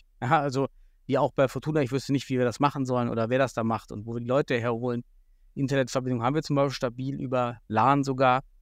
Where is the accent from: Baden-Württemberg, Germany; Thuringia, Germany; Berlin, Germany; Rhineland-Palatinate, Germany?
Thuringia, Germany; ich bin aus Südthüringen und der Fränkisch